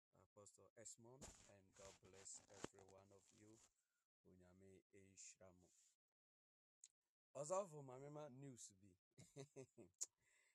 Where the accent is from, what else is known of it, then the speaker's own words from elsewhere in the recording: Ghana; I'm a Ghanaian.